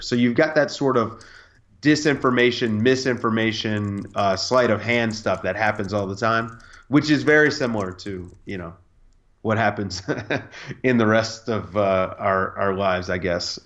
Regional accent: United States; I'm an American citizen

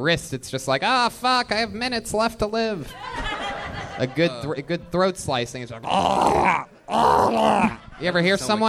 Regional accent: Midwest, United States; I'm from the Midwest. I'm a big dummy.

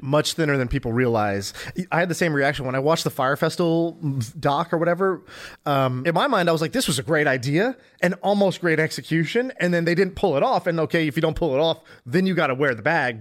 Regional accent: United States; I grew up in America, but I didn't do Boy Scouts

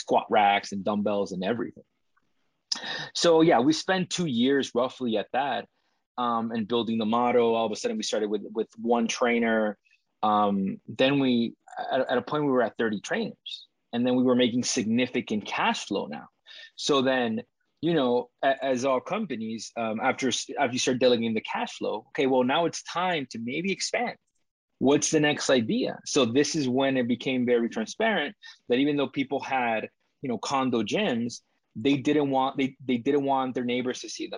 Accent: Dominican Republic; now in Toronto, Canada; I come from the Dominican Republic

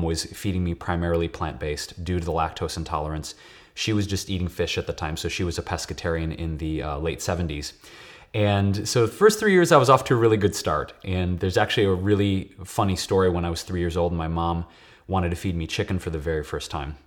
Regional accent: Detroit, Michigan, United States; moved away as an adult; now in Los Angeles, United States; I was born and raised in Detroit, um, Puerto Rican and Polish, and, uh, I've been living in L A for about eight years now.

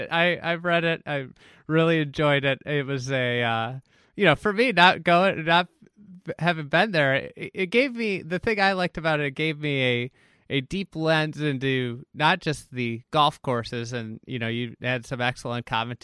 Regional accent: Scotland, United Kingdom; But growing up in Scotland, like what you just said about the equipment, like that equipment is such a focal point of American golf.

